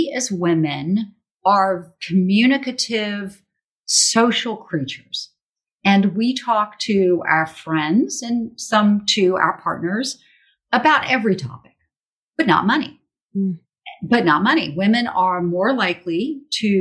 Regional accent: Charleston, South Carolina, United States; Charleston, South Carolina, my hometown

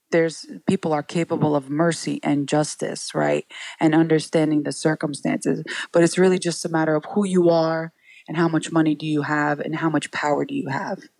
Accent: New York City, New York, United States; We all grew up, my siblings and I, in Sunset Park, Brooklyn

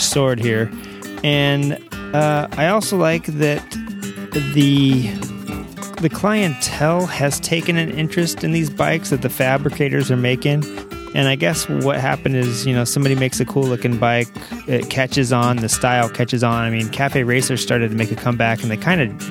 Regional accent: Southern California, United States; I'm from Southern California

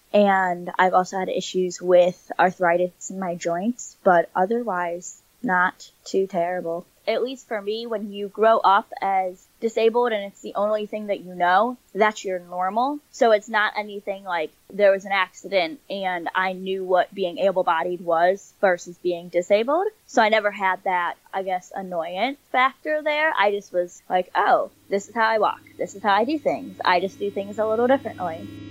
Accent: St. Louis, Missouri, United States; moved away as an adult; also born or lived in Nagpur, India / Springfield, Illinois; was adopted into a family in Saint Louis, Missouri, and I was raised there until I was nineteen

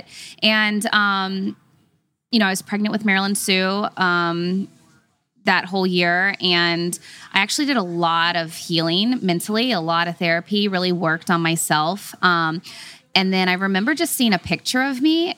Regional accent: Dallas, Texas, United States; I grew up in Texas

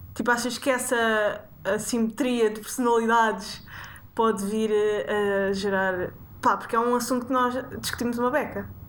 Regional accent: Sintra, Lisbon, Portugal; cresci em Sintra

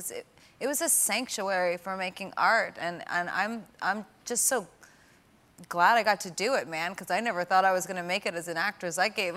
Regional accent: East Coast, United States; And we're both Italian and we're from the East Coast, so, you know, that's what you do.

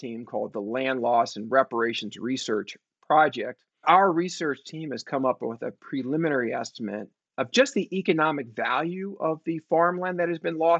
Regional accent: San Francisco, California, United States; I grew up in San Francisco. I was born in 1965.

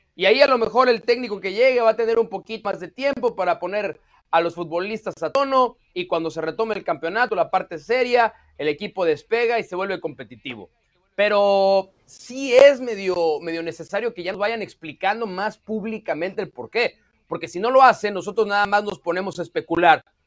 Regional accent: Mexico; moved away as an adult; now in United States; Yo soy mexicano, crecí en México, pero tengo ocho años viviendo en Estados Unidos

